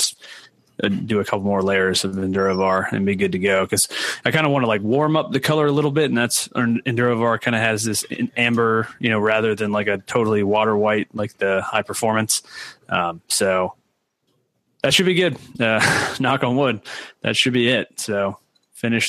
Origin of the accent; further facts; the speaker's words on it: the South, United States; moved away as an adult; also born or lived in New England; growing up in the South